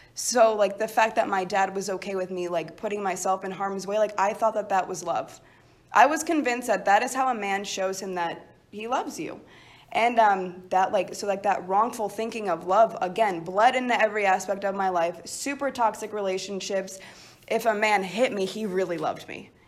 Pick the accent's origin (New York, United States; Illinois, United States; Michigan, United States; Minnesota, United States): Illinois, United States; Chicago; originally, I'm from Chicago